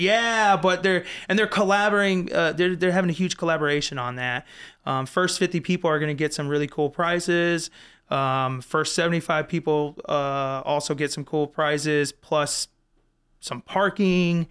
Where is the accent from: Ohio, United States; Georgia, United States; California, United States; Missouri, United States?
Missouri, United States; Florissant; I grew up in the Florissant, Hazelwood area. I went to Hazelwood West High School.